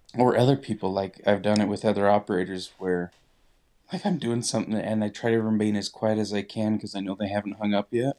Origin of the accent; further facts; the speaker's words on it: Utah, United States; now in Idaho, United States; we come from Utah